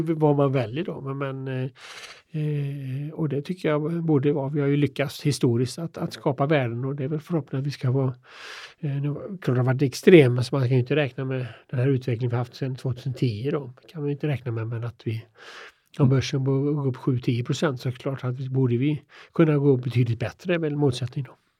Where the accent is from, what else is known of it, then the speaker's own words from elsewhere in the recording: Hyssna, Västra Götaland, Sweden; jag kommer från Hyssna då som ligger en, Jag är född en mil utanför eh, Kina då